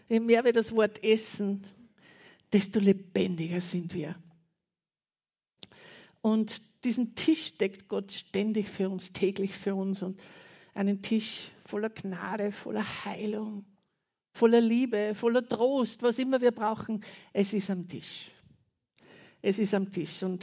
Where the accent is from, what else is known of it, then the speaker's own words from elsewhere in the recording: Austria; Und ich war kaum eine Woche drüben und habe gewusst, und es bewegt mich auch sehr, meine Heimat ist Österreich.